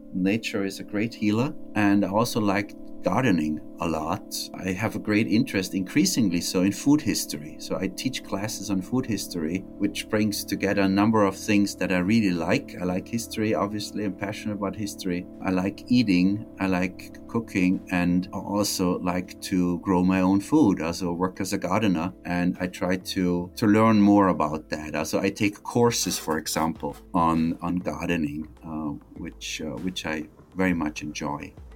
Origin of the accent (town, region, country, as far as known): Tyrol, Austria; moved away as an adult; also born or lived in Omaha, Nebraska, United States; now in Nebraska, United States